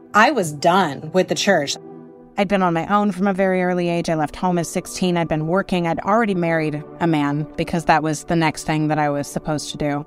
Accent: Houston, Texas, United States; now in Los Angeles, United States; grew up in the piney woods on the north side of Houston in Texas

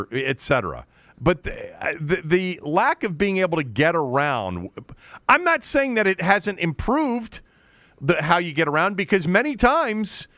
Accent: Bethesda, Maryland, United States; also born or lived in Washington, D.C.; even if I lived in Maryland, which I lived in most of my life, whenever I'm somewhere, I always say I'm from Washington, D.C. You know, I don't say I'm from Bethesda, or I live in Bethesda.

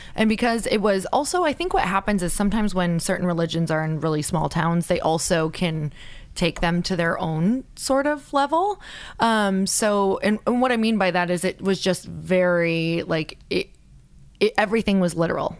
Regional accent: Upper Michigan, United States; I'm from a really small town in Upper Michigan

